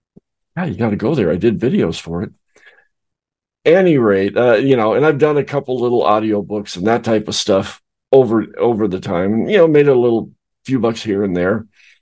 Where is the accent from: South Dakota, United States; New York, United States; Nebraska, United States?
South Dakota, United States; also born or lived in Arizona / Colorado / California; Originally, I came from South Dakota. Then I moved down to Arizona. Then I moved up to Colorado. Then I moved over to California. Then I moved back to Arizona. So I've been around.